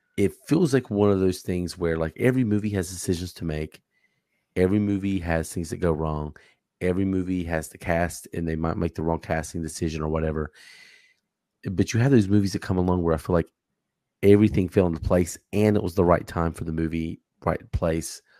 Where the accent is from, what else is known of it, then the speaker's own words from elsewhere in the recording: Charlotte, North Carolina, United States; I'm from the Charlotte area